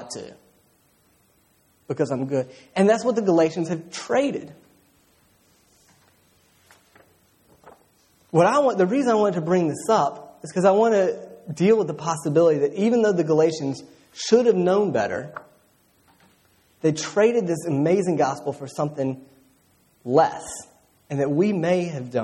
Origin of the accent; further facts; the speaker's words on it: Roanoke, Virginia, United States; I grew up in Roanoke, and so we're right in the Appalachian Trail